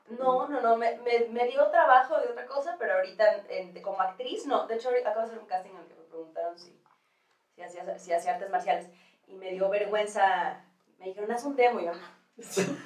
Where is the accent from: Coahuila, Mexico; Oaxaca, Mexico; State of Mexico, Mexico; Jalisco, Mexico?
Jalisco, Mexico; Guadalajara; moved away as an adult; also born or lived in New York; now in Mexico City, Mexico; llego a la Ciudad de México yo, de Guadalajara